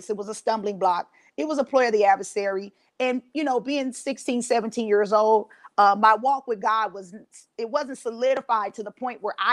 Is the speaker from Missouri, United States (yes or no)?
no; Los Angeles, California, United States; now in Ohio, United States; I'm originally from Los Angeles, California, and I've relocated to Ohio.